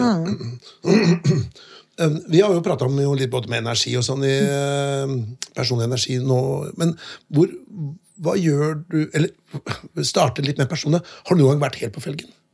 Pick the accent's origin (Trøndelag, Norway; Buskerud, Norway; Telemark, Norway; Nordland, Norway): Telemark, Norway; Notodden; moved away; jeg kommer fra Notodden, og det var jo ikke så mye klassisk eh, dannelse da jeg vokste opp